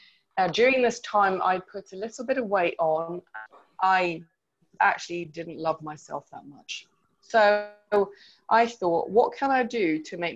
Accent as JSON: {"language": "English", "country": "Sweden", "tie": "born or raised there", "moved": "yes", "said": "I grew up in Sweden"}